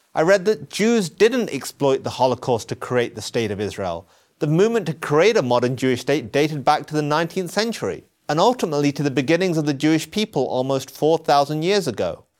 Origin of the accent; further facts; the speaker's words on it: England, United Kingdom; I was born in England. My parents moved there from Pakistan.